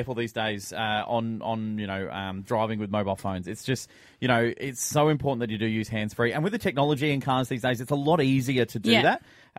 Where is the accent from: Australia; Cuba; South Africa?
Australia; Sydney, New South Wales; born or raised there; also born or lived in London